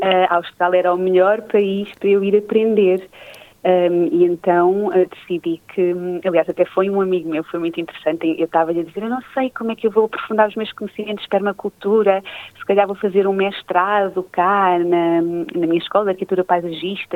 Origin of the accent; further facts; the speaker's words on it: Leiria, Centro, Portugal; eu nasci em Leiria, no centro de Portugal, uh, cresci junto dos meus pais e avós, à beira do Rio Lis